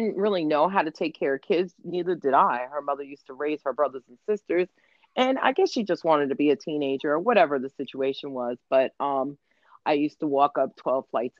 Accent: New York, United States; moved away as an adult; Every time I came home to New York, I'm from New York

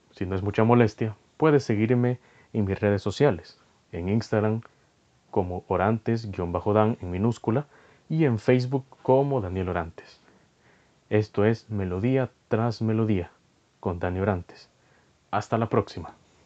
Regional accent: El Salvador; soy de El Salvador

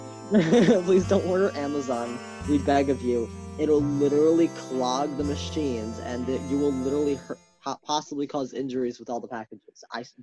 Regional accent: Long Island, New York, United States; My local business I love is on Long Island, and my hometown is Madison's Niche

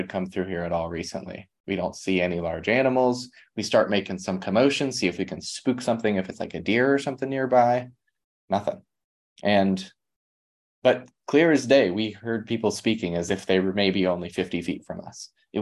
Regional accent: near Moonville, Ohio, United States; Moonville, near my hometown. Or where my family's from

